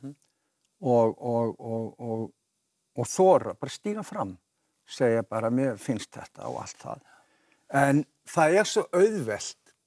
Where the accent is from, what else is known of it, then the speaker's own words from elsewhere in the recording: Vogar neighbourhood, Capital Region, Iceland; also born or lived in Kjós; ég er alin upp á Malbyggi